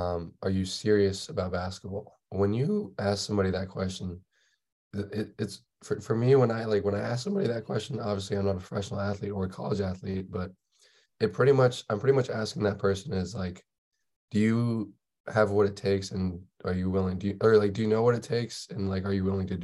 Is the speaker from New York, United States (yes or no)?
no; Davis, California, United States; growing up in Davis